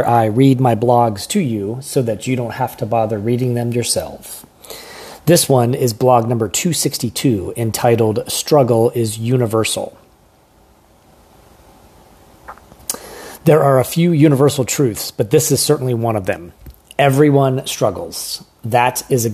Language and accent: English; rural Pennsylvania, United States; moved away; I grew up on a small farm outside a small town in rural Pennsylvania.